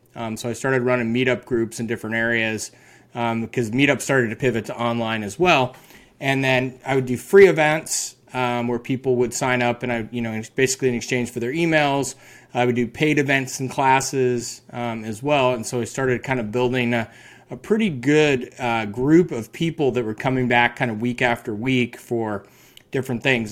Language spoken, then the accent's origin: English; Carbondale, Colorado, United States; now in San Luis Obispo, United States; born and raised in Carbondale